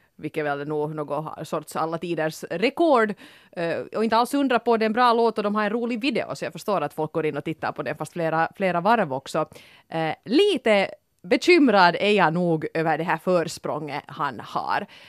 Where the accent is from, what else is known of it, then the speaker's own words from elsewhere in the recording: Finland; som finlandssvenskar